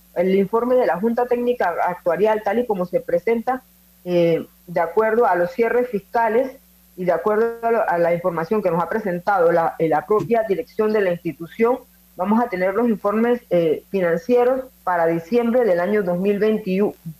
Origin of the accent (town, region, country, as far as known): Panama